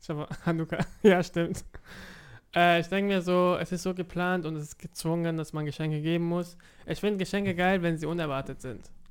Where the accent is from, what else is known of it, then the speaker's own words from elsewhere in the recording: Offenburg, Baden-Württemberg, Germany; also born or lived in Karlsruhe; ich bin in Offenburg aufgewachsen, elf Jahre dort, und dann bin ich nach Karlsruhe gezogen